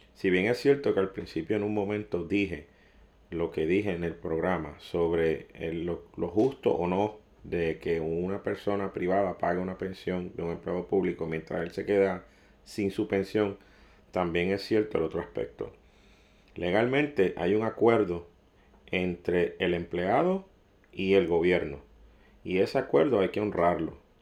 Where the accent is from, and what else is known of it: Puerto Rico